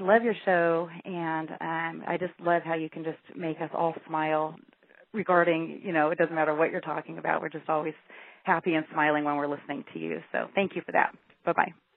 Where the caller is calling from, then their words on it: Washington, United States; I'm calling you from Washington State.